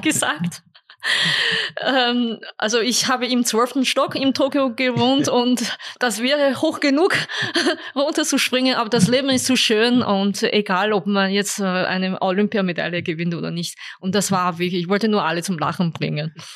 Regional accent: Beijing, China; German is a second language; moved away as an adult; also born or lived in Upper Austria, Austria; now in Austria; Ich bin in Peking geboren und, äh, und vor allem auch im Internat.

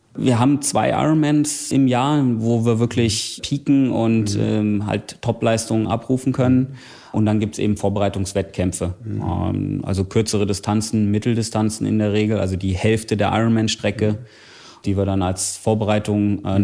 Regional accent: Bad Wildungen, Hesse, Germany; in meiner Heimatstadt in Bad Wildungen

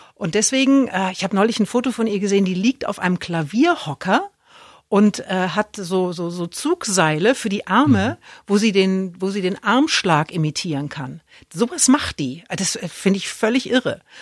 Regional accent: Erlangen, Bavaria, Germany; moved away; Weil ich komme ja aus Erlangen

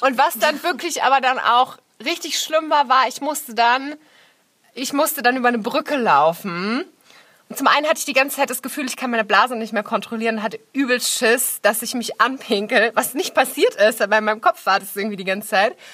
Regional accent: Nuremberg, Bavaria, Germany; moved away as an adult; Nürnberg ist ja auch meine Heimatstadt. Ich habe da 19 Jahre gelebt

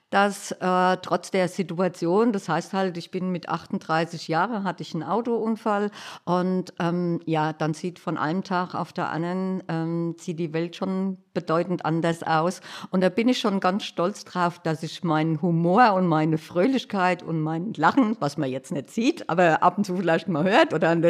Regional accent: Hanau, Hesse, Germany; Man kennt mich mittlerweile als … Äh, ich komme aus Hanau

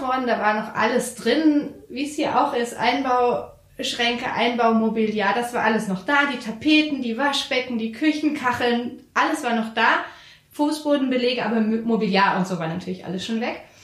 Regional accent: Frankfurt, Hesse, Germany; als Frankfurterin

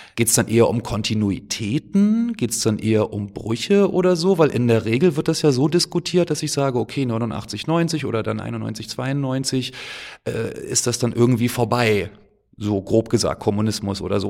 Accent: Germany; ich bin geboren in der DDR zum Beispiel, ich war zwei Jahre alt, als das Ganze dann zu Ende war

